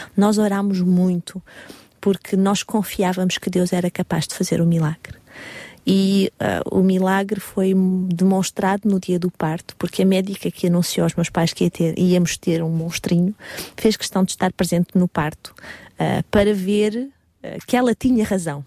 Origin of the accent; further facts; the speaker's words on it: Portugal; now in Paris, France; eu sou portuguesa, 100% portuguesa